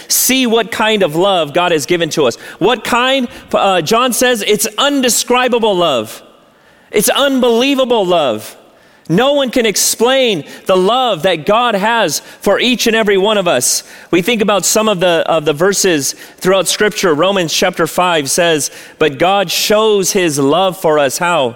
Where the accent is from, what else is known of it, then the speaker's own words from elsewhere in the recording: La Mirada, California, United States; I grew up here in La Mirada.